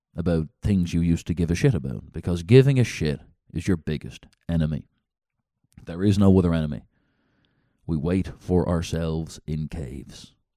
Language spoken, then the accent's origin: English; Dublin, Leinster, Ireland; now in United Kingdom; I'm a city guy. I'm from Dublin, Ireland